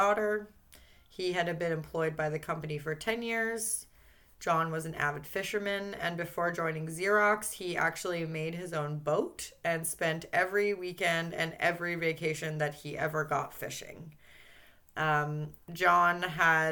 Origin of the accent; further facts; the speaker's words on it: Vancouver Island, British Columbia, Canada; being from here and growing up here